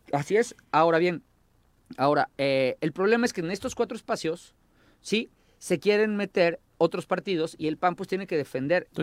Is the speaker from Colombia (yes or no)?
no; Morelos, Mexico; en Morelos, en mi pueblo, somos chismosos